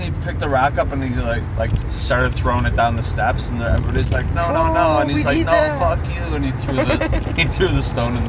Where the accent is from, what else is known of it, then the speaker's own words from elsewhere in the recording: Lombard, Illinois, United States; I'm originally from Lombard.